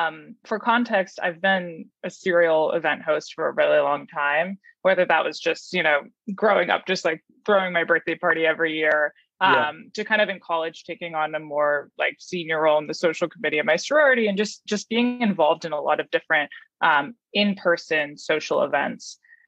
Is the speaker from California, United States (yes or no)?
yes; Palo Alto, California, United States; moved away as an adult; now in New York, United States; I grew up in Palo Alto